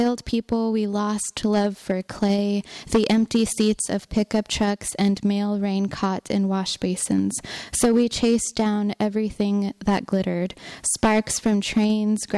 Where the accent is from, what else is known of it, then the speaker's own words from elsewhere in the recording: Gallup, New Mexico, United States; I'm from Gallup, New Mexico